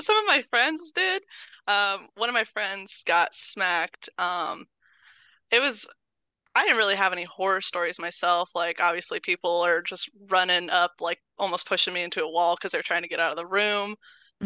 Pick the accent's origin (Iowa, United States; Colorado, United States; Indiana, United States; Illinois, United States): Indiana, United States; Terre Haute; I'm born and raised in Terre Haute. Been here my whole life.